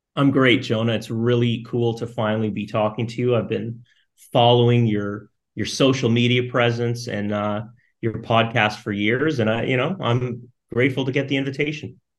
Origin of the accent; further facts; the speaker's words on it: Canada; growing up in Canada in the 80s, 90s